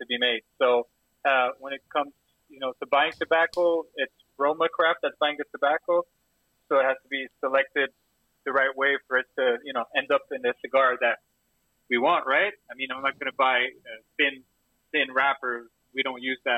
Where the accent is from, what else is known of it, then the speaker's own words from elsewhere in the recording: Montreal, Quebec, Canada; I'm from Montreal. I'm not a Torontonian.